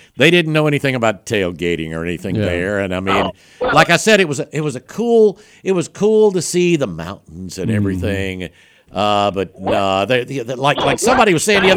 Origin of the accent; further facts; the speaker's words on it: the South, United States; we're from the South